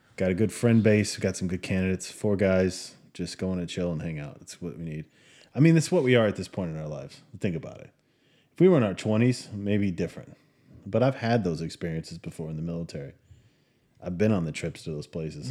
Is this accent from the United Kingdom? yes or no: no; United States; moved away; we're American